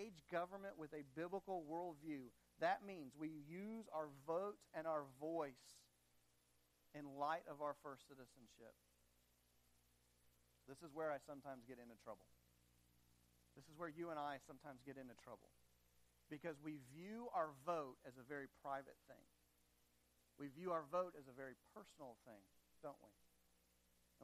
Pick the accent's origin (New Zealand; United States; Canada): United States; also born or lived in Madagascar